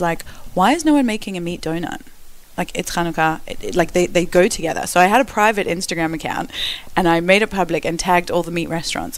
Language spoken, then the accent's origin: English; Perth, Western Australia, Australia; moved away as an adult; also born or lived in South Africa / Melbourne, Australia; now in London, United Kingdom; I grew up in Perth, Australia. Australia